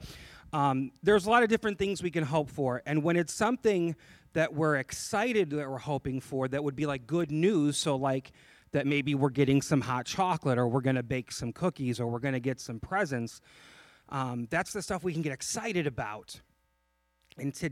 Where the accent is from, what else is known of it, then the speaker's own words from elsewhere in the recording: just outside of Chicago, Illinois, United States; I grew up in Illinois, just outside of Chicago